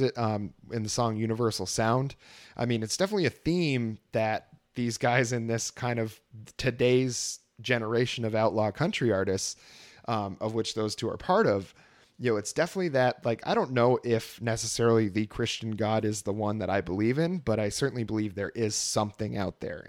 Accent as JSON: {"language": "English", "region": "Vermont", "country": "United States", "tie": "born or raised there", "also_born_or_lived": "Texas", "moved": "as an adult", "said": "growing up in Vermont, there's tons of bluegrass bands"}